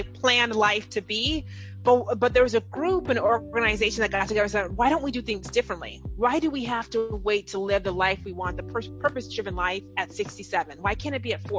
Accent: Nigeria; I'm Nigerian

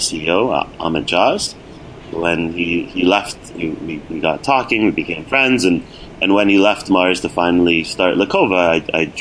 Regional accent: Toronto, Ontario, Canada; I'm originally from Toronto, and then I attended University of Toronto

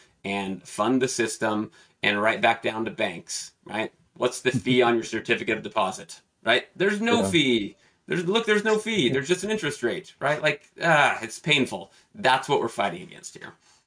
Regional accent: Pacific Northwest, United States; I'm from the Pacific Northwest

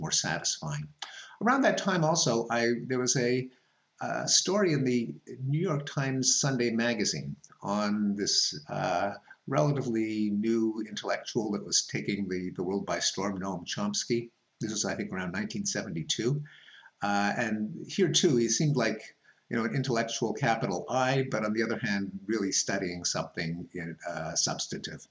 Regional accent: Montreal, Quebec, Canada; moved away as an adult; I grew up in Montreal

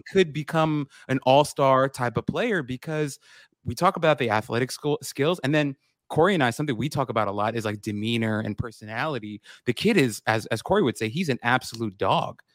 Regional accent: New York City, New York, United States; I grew up in Queens

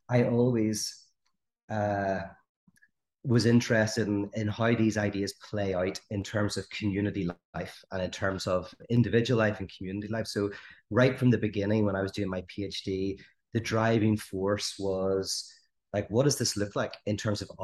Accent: Northern Ireland, United Kingdom; I grew up in the Troubles, which is, you know, as you may or may not know, but a 30-year conflict in Northern Ireland.

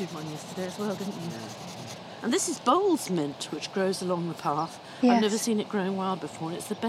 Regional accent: Devon, South West England, United Kingdom; We come from Devon

